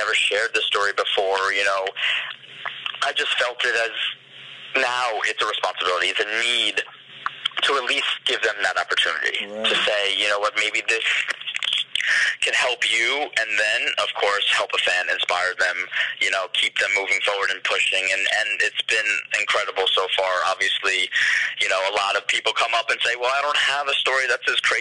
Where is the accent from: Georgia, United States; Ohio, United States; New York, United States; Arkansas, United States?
New York, United States; New York City; I'm a New Yorker